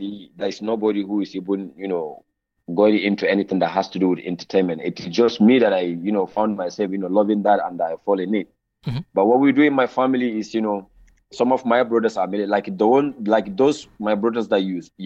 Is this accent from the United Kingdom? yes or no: no; Sokoto, Nigeria; moved away as an adult; now in Kaduna, Nigeria; I was born in Sokoto State, the northern part of Nigeria. That is my hometown, and I started my life there, primary, secondary.